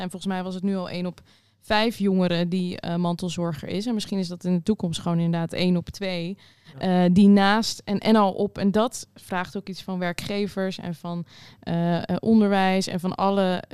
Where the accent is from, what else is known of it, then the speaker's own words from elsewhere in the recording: Rotterdam, South Holland, Netherlands; ik kom uit Rotterdam, daar woon ik